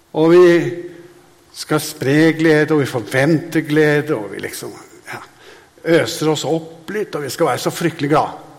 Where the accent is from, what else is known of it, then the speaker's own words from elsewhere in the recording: Hadeland, Innlandet, Norway; jeg er fra Hadeland